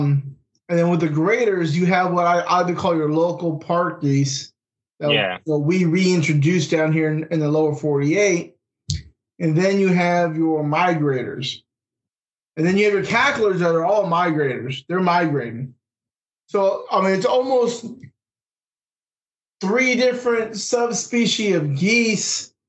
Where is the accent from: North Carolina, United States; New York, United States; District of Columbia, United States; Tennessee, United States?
North Carolina, United States; Raleigh; We're here from the Raleigh-Durham area. We ain't from Manitoba.